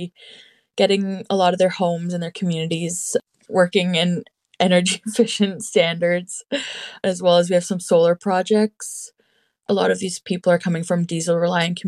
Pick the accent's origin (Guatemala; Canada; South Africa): Canada; North Shore, Northern Ontario; I'm from the North Shore in Northern Ontario, specifically Garden River and Mississauga First Nation.